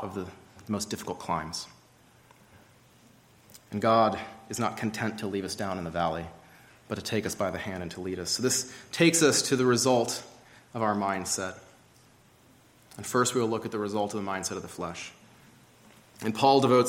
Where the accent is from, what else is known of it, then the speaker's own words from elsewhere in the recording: Georgia, United States; I grew up in Georgia, hiking along the Appalachian Trail fairly often